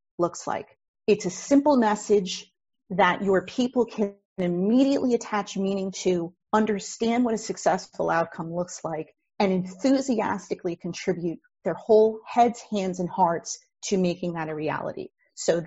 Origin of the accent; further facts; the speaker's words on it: New Jersey, United States; I am a Jersey girl, lifelong, born and raised in New Jersey.